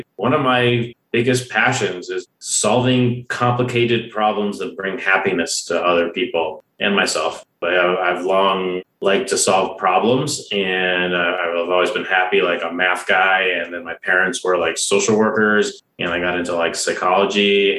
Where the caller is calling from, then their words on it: Longmont, Colorado, United States; We're in Colorado, in the Boulder area, Longmont, Colorado.